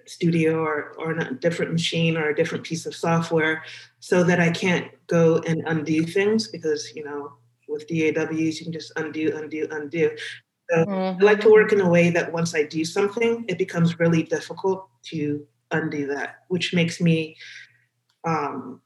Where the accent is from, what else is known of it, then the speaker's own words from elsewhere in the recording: Los Angeles, California, United States; moved away; I grew up in Los Angeles